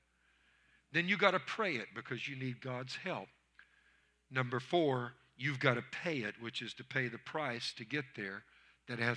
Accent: Louisiana, United States; I'm from Louisiana.

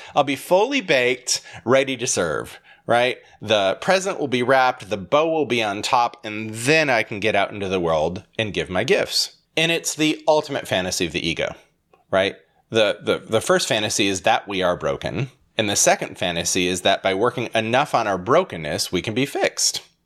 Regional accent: Holland, Michigan, United States; I was born in Holland, Michigan, filled with Dutch people.

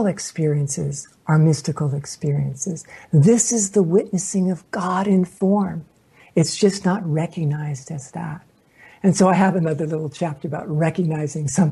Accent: Oklahoma, United States; I was born in Oklahoma.

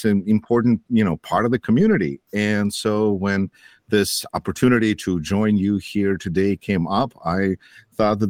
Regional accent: Russia; now in Beloit, United States; I'm originally from Russia

